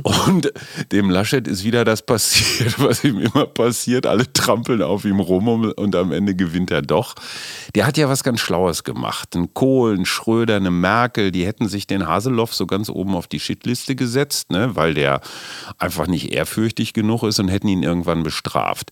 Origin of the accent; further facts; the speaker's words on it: West Germany, Germany; ich bin auch äh, Wessi durch durch und durch